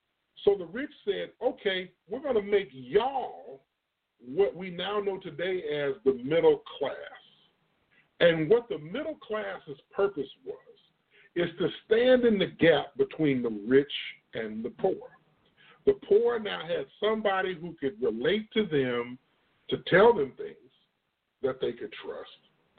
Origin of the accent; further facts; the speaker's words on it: Illinois, United States; now in Texas, United States; The reason why y'all hear my voice sound like it does, I'm from Illinois. I'm not originally from Texas. The South has taken me over, but my body still and my mind still has portions of Illinois in it.